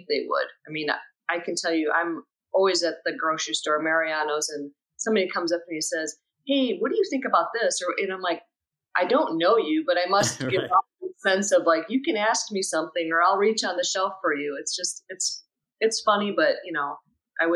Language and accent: English; Ohio, United States; moved away as an adult; now in Chicago, United States; Born and raised in Ohio